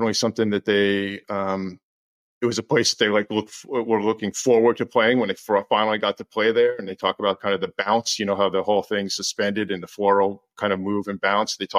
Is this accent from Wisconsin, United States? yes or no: no; New Jersey, United States; I was learning music, listening to everything I could growing up in New Jersey